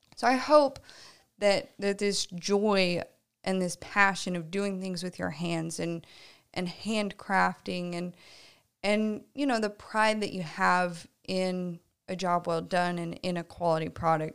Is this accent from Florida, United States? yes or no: no; Tulsa, Oklahoma, United States; moved away; I am from the Tulsa area originally.